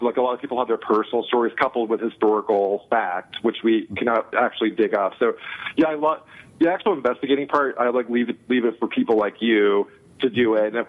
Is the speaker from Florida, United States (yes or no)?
yes; Florida, United States; also born or lived in Chicago, Illinois; now in Massachusetts, United States; I grew up technically in Florida